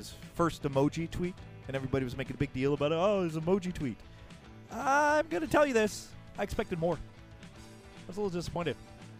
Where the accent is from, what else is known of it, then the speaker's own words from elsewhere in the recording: Quebec, Canada; I've lived in Quebec my whole life.